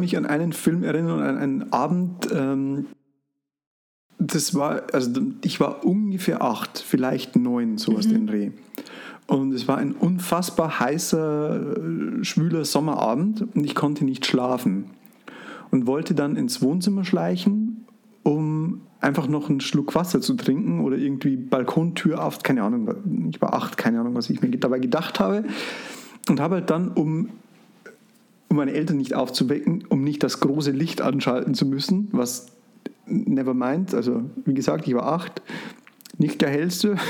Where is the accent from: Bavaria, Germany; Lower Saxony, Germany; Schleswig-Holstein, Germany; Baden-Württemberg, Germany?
Bavaria, Germany; Frauenau; bei uns in Frauenau